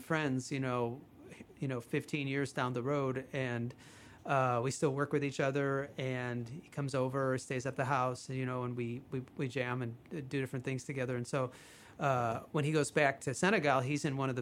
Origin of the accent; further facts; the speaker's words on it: Chicago, Illinois, United States; you get out of Chicago, where I grew up